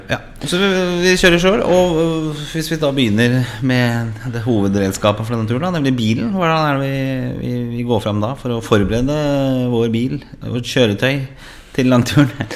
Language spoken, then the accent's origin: Norwegian; Oslo, Norway; moved away as an adult; also born or lived in Grünerløkka, Oslo; now in Bærum, Norway; jeg er fra østkanten i Oslo, nemlig fra Torshov, der jeg vokste opp, og senere også Grünerløkka